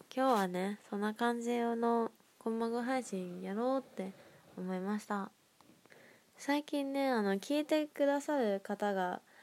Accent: Nagoya, Aichi, Japan; moved away as an adult; now in Tokyo, Japan

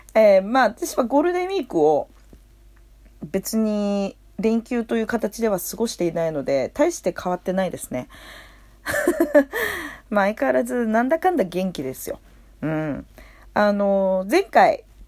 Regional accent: Tokyo, Japan; 生まれも育ちも東京

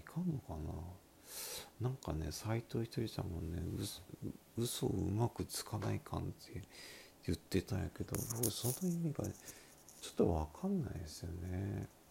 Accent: Miyazaki, Japan; accent: Miyazaki dialect; 私の拙い宮崎弁

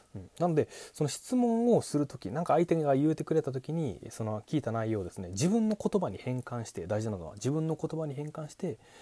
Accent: Kochi, Japan; 僕出身高知県なんですけれども

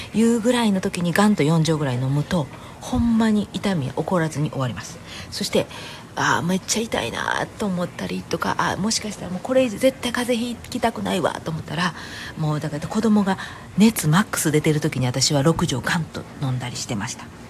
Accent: Kansai, Japan; moved away; 関西人なんで

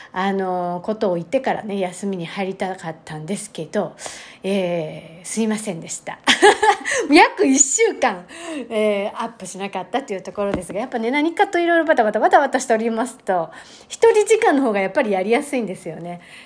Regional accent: Tokyo, Japan; moved away; 私の実家のあった過去形ですね、もう今ないんですね

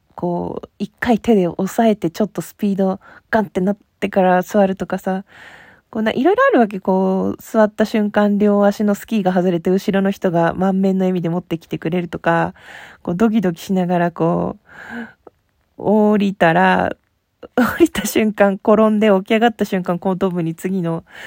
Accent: Hokkaido, Japan; 北海道出身

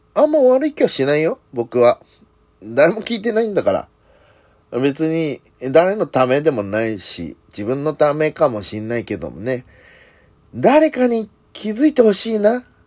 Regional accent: Hirakata, Osaka, Japan; 地元枚方市

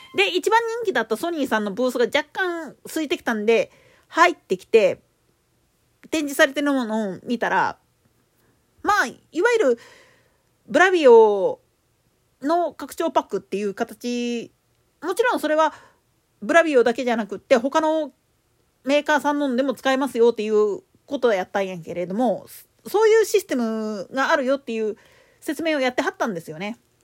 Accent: Osaka, Japan; 大阪府内であれやってんの、おいらが出た学校ぐらいだろうなとは思うんだけど。

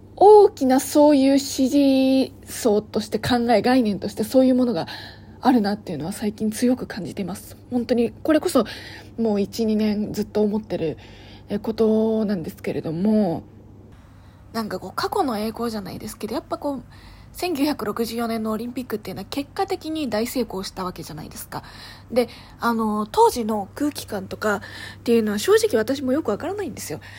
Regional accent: Ibaraki, Osaka, Japan; 大阪府茨城市出身なので、太陽の塔に遠足に

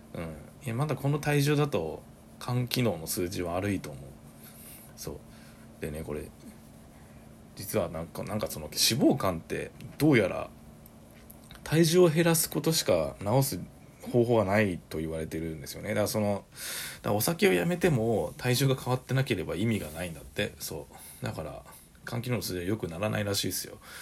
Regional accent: Saitama, Japan; also born or lived in Osaka; 僕が帰ってきたのも地元に帰ってきたのも

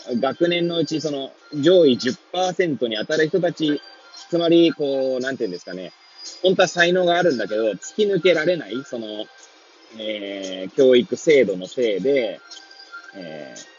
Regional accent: Hachioji, Tokyo, Japan; moved away as an adult; now in Kamaishi, Japan; 八王子生まれ、八王子育ち、震災の前の年から、玉石で働く

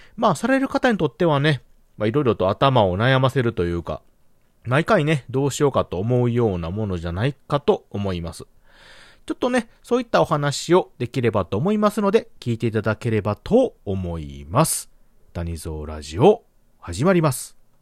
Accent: Hyogo, Japan; うちの地元ではあの、そうめん

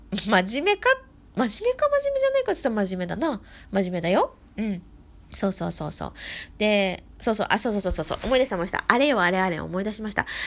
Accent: Gifu, Japan; moved away; 私の故郷、生まれふるさとですね、えー、岐阜県から

